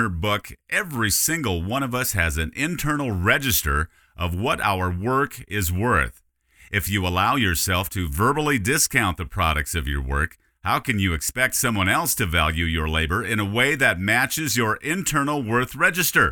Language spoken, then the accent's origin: English; Dickinson, North Dakota, United States; my radio career in my hometown of Dickinson, North Dakota